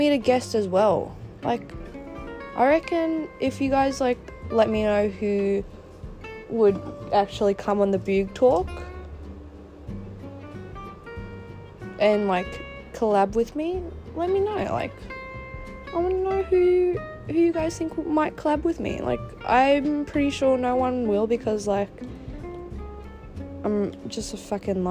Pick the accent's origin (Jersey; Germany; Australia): Australia; Melbourne, Victoria; I'm from Melbourne, Australia, the state that's not currently in lockdown.